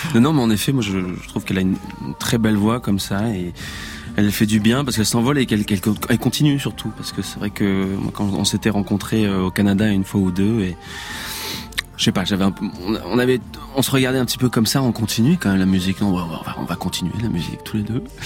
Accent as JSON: {"language": "French", "area": "Ardèche", "region": "Auvergne-Rhône-Alpes", "country": "France", "also_born_or_lived": "Paris / Drôme", "moved": "yes", "said": "je viens d'Ardèche."}